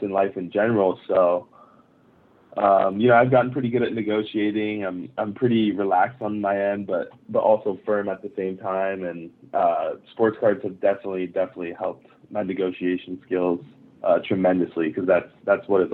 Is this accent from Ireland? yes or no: no; Japan; moved away; I grew up in Japan